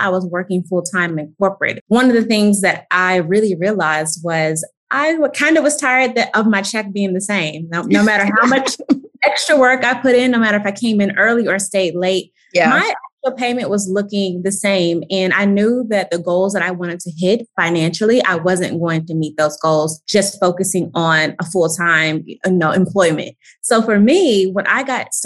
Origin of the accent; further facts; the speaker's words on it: Atlanta, Georgia, United States; I am from Atlanta, Georgia